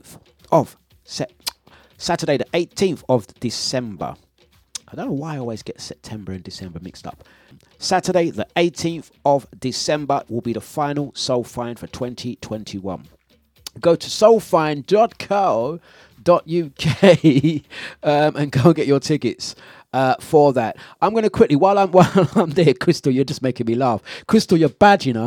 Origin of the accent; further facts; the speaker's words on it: London, United Kingdom; accent: cockney; I'm originally from Waltham Forest.